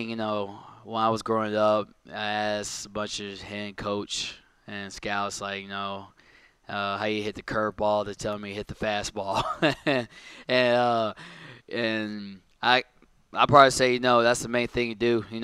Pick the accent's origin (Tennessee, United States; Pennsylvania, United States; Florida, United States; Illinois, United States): Pennsylvania, United States; Philadelphia; Um, I'm from Philly. I'm a big Phillies fan.